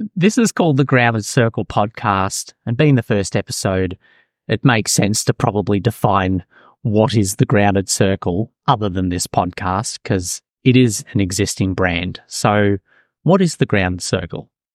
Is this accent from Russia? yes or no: no; Melbourne, Victoria, Australia; now in Auckland, New Zealand; I'm originally from Melbourne, Australia